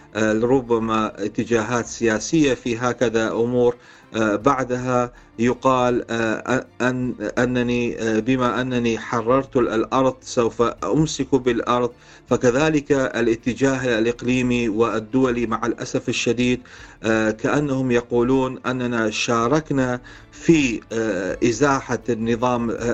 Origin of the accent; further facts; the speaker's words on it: Iraq; نحن كعراقيين